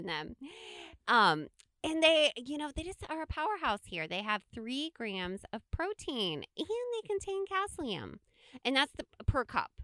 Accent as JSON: {"language": "English", "region": "Midwest", "country": "United States", "tie": "born or raised there", "said": "we grew up in the Midwest and we have cornfields all around us"}